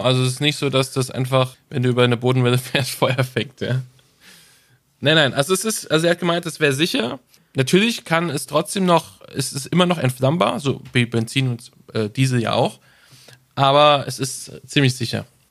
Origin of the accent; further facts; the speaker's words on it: Germany; Da sind wir Deutsche sehr, sehr stolz darauf